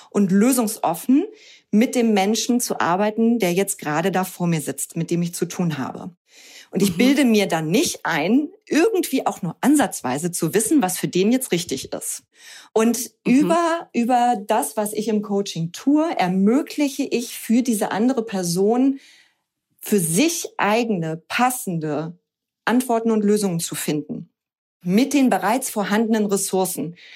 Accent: Hamburg, Germany; now in Cologne, Germany; Ich bin ursprünglich aus Hamburg, bin jetzt aber schon seit vielen Jahren mit meinem Mann und meinem Sohn zusammen in Köln

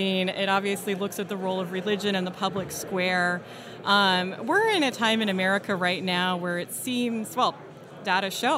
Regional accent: Silicon Valley, California, United States; I grew up in Silicon Valley with a dad who always tried to wear T-shirts.

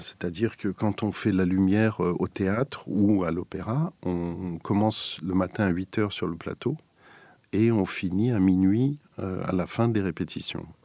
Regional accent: Strasbourg, Grand Est, France; j'étais natif de Strasbourg

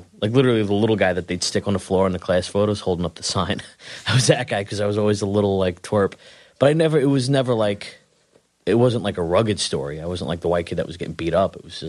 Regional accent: Queens, New York, United States; I don't know. I'm from Queens, man.

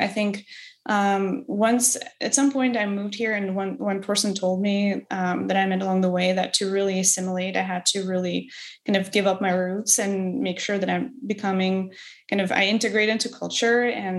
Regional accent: Odesa, Odesa Oblast, Ukraine; English is a second language; I actually continue going to Odessa frequently. I've been freelancing before I started my recent job. I've been freelancing for 3 years and spent a lot of time back at home. My family still lives there.

